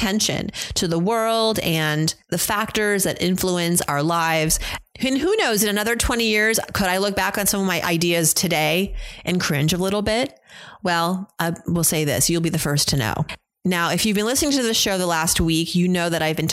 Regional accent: United States; growing up in America

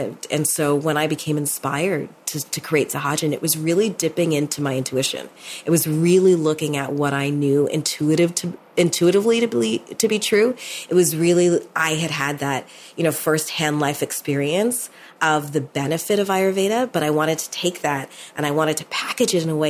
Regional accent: Toronto, Ontario, Canada; I was born in Toronto

